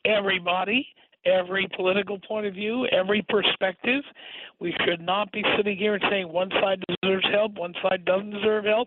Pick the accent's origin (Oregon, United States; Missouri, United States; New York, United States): New York, United States; New York City; moved away as an adult; now in Los Angeles, United States; I grew up in New York City. I know. I rode the D train as a child